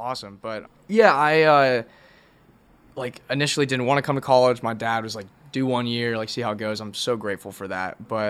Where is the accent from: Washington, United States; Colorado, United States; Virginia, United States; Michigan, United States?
Virginia, United States; DC area; moved away as an adult; now in Athens, Georgia, United States; I'm from Virginia, like DC area.